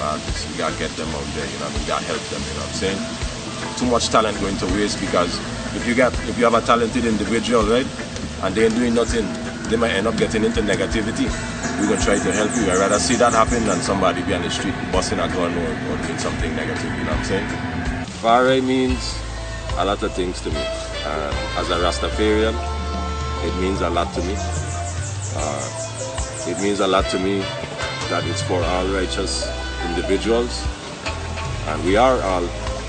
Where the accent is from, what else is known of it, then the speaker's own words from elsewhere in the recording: U.S. Virgin Islands; also born or lived in St. Croix; Basically, I was born in St. Croix. Moved to St. John at 7 years old. Currently living in St. John